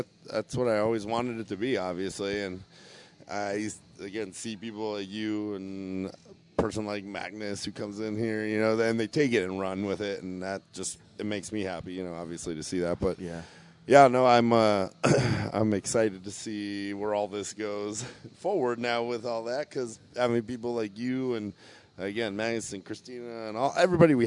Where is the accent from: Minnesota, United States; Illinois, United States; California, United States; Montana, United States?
Illinois, United States; Chicago; moved away; I'm coming from Chicago